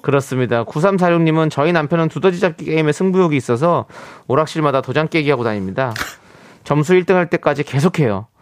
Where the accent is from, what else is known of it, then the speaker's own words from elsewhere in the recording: Incheon, South Korea; 어렸을 때부터 이제 월미도에서 나, 자랐으니까